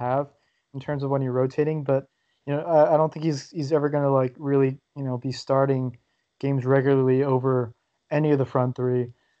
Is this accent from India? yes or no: no; Michigan, United States; I'm from America, and then I said, you know, I'm from Michigan.